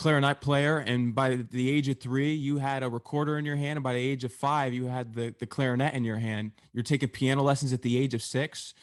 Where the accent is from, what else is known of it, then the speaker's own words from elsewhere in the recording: New York, United States; I grew up in New York, and we know how New York is